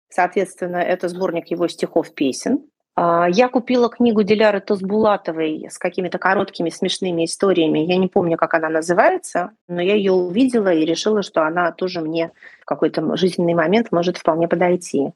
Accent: Moscow, Russia; moved away; also born or lived in Saint Petersburg; я москвичка, да. Но поскольку потом моя какая-то часть моей сознательной жизни прошла и сформировала меня как личность в Петербурге

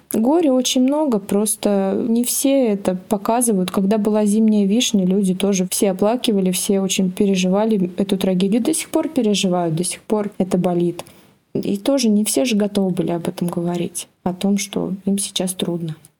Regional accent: Kemerovo, Kemerovo Oblast, Russia; я из Кемерово, у нас тоже в городе раньше было много шахт

